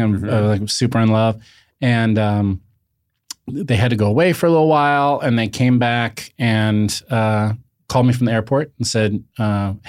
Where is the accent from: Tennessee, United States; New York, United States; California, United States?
California, United States; Los Angeles; now in Ojai, United States; I'm born and raised in Los Angeles